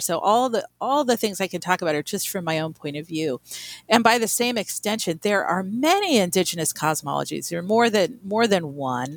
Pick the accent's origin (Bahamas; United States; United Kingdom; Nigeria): United States; Albuquerque, New Mexico; I grew up in Albuquerque, New Mexico